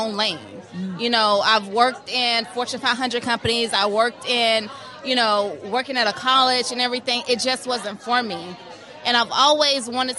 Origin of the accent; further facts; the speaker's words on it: Tampa, Florida, United States; I'm from Tampa, Florida